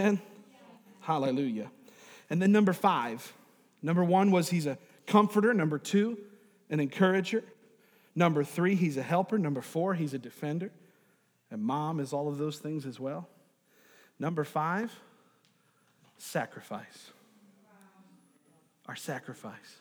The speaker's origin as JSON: {"language": "English", "region": "New York", "country": "United States", "tie": "born or raised there", "moved": "yes", "said": "I'm from New York, is I went to school with a guy named Chris Saratori."}